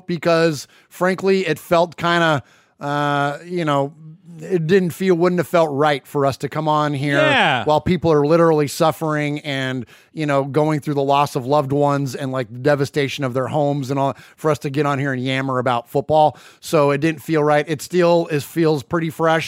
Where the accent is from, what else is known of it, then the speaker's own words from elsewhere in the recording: San Jose, California, United States; moved away as an adult; also born or lived in Middle Tennessee; now in Nashville area, Tennessee, United States; I'm from San Jose, California, grew up a Raider fan and have since relocated to Middle Tennessee, just outside of Nashville